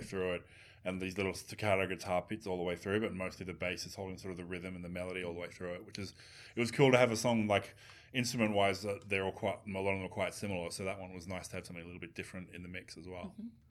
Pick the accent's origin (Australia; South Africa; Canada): Australia; as an Australian